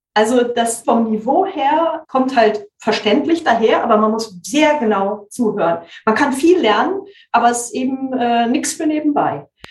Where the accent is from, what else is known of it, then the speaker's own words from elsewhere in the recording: West Germany, Germany; Ich komme ja aus Westdeutschland